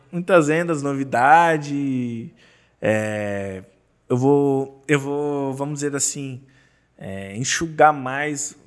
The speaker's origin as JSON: {"language": "Portuguese", "region": "Santa Catarina", "country": "Brazil", "tie": "born or raised there", "said": "sou do, de Santa Catarina"}